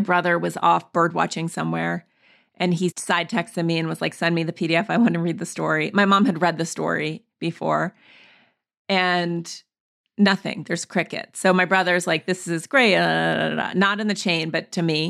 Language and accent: English; Montana, United States; I grew up in Montana, in the woods.